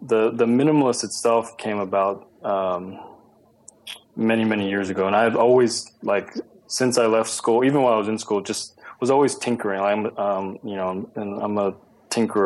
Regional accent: Houston, Texas, United States; moved away as an adult; also born or lived in Ithaca, New York; now in Los Angeles, United States; growing up in Texas

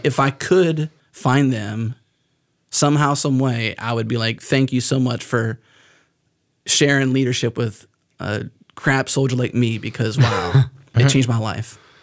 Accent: United States; accent: American; because of where I'm from and because I have an American accent and I'm not Canadian

